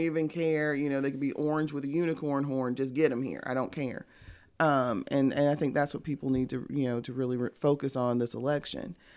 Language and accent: English; Tampa, Florida, United States; now in Birmingham, United States; I'm from Tampa, Cigar City